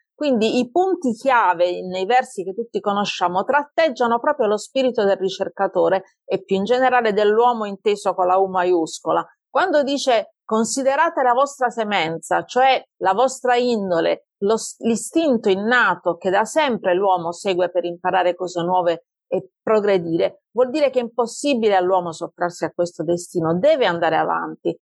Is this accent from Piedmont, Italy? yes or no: no; Taranto, Apulia, Italy; accent: Tarantino; moved away as an adult; also born or lived in Tuscany; now in Pisa, Italy; sono di Taranto, però ormai vivo in Toscana da moltissimi anni, da quando avevo 18 anni, benché devo dire che non sono riuscita a risciacquare i panni in ardo particolarmente bene, il mio accento è rimasto quello originale